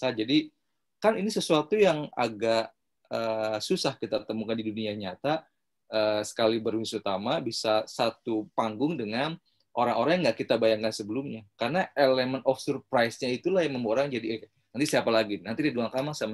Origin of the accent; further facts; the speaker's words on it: West Java, Indonesia; saya sebagai warga Jawa Barat kepo dong kok Kang Ridwan ada di ruangan ini